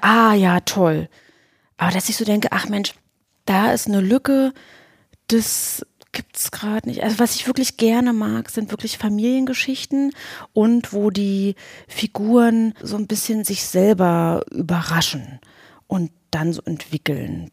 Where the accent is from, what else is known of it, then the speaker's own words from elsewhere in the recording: the East, eastern Germany, Germany; now in Berlin, Germany; ich bin aus dem Osten